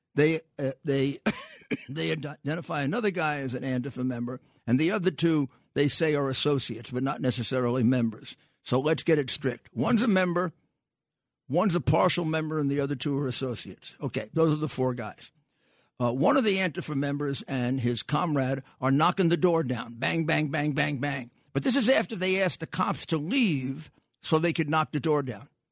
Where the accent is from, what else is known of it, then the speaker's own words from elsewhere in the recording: New York, United States; I grew up in New York